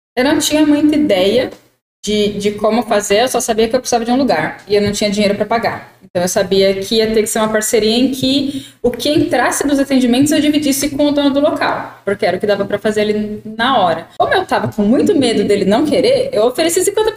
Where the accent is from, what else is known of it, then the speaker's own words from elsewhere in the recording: interior of São Paulo, Brazil; a gente aqui é do interior de São Paulo